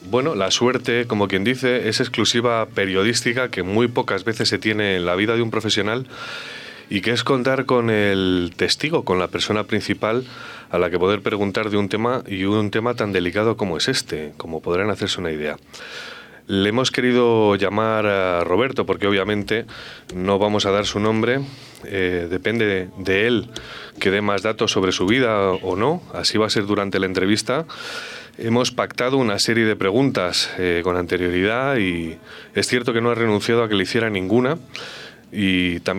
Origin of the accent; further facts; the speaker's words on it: Colombia; Soy de Colombia. Vengo de Colombia.